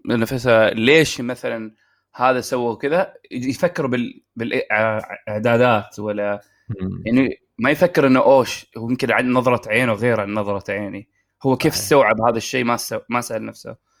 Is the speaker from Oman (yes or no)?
yes; Oman; now in Saudi Arabia; في عمان